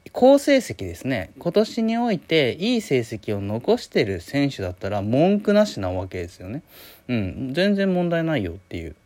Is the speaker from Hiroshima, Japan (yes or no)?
yes; Hiroshima, Japan; 僕広島ですけど